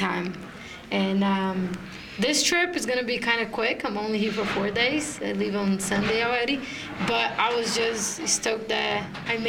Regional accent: Brazil; in Brazil, my hometown

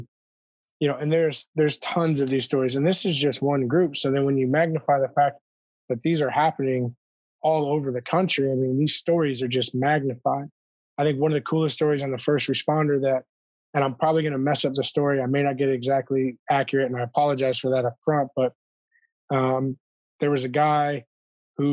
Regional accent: Michigan, United States; moved away

